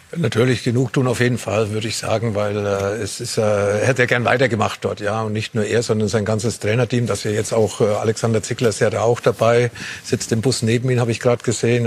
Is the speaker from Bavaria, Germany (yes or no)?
yes; Nuremberg/Fürth area, Bavaria, Germany; moved away; in meiner alten Heimat